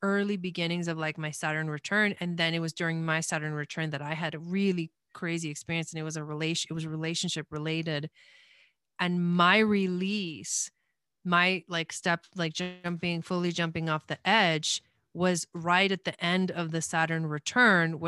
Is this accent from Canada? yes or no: no; Argentina; I was born in Argentina.